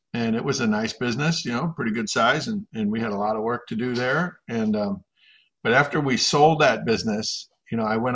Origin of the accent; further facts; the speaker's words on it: Minnesota, United States; I was born and raised here in Minnesota